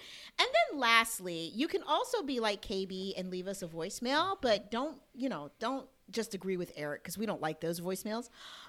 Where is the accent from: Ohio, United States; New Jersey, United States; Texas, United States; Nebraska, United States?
New Jersey, United States; Now I'm from New Jersey.